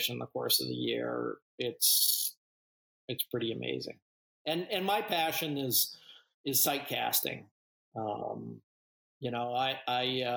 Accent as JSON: {"language": "English", "town": "Scituate", "region": "Massachusetts", "country": "United States", "tie": "born or raised there", "moved": "yes", "lives_now": "Maine, United States", "said": "I grew up on the South Shore in Scituate and fished Boston Harbor, Cape Cod, south of the Cape as a kid"}